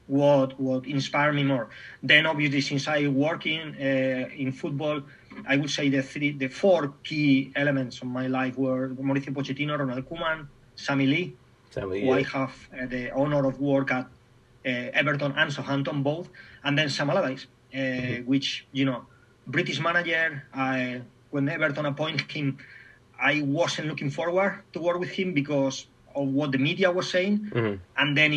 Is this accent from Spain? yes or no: yes; Spain; English is a second language; moved away as an adult; also born or lived in Germany / England / Scotland; from Spain, weather, food, family, friends